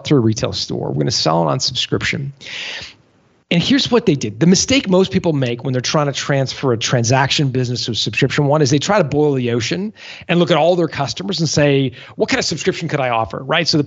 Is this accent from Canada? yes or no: yes; Canada; as a Canadian, I'm used to the cold